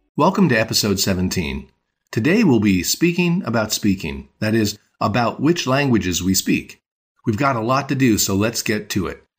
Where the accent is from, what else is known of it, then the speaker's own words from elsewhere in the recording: New York, United States; I was born and raised in New York, so if someone asks me what language I speak, I tell them I speak English